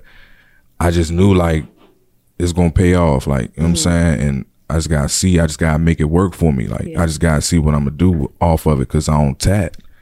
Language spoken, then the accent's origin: English; Hopkinsville, Kentucky, United States; now in Landover, United States; I'm originally from Hopkinsville, Kentucky